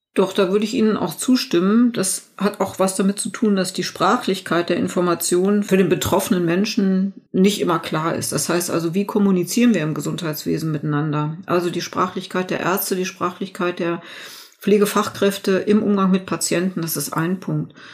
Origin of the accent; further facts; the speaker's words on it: Germany; hier bei uns in Deutschland